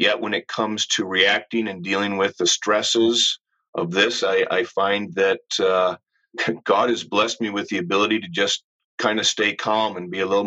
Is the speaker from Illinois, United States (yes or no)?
no; Ann Arbor, Michigan, United States; Growing up in Ann Arbor, I am a true U of M fan